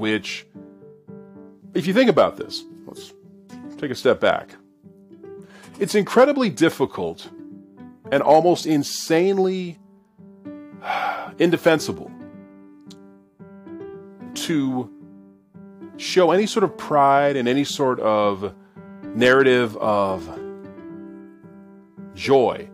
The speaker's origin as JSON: {"language": "English", "country": "Canada", "tie": "born or raised there", "said": "growing up in Canada"}